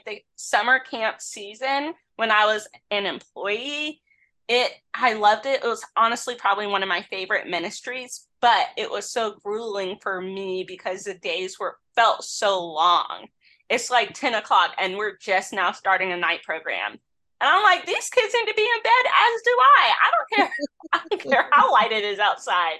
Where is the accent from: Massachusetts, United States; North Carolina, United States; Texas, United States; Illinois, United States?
North Carolina, United States; Growing up in North Carolina